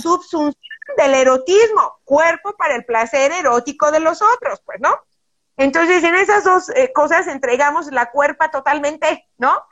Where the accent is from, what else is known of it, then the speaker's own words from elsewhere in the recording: Guadalajara, Jalisco, Mexico; yo soy bien tapatía